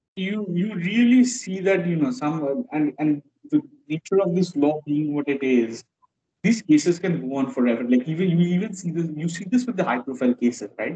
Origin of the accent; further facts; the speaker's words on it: West Bengal, India; growing up in West Bengal